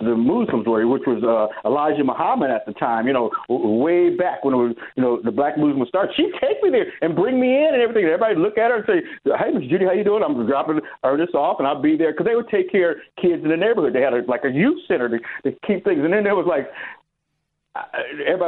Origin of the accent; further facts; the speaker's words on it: Detroit, Michigan, United States; growing up in Detroit, I remember down the street from us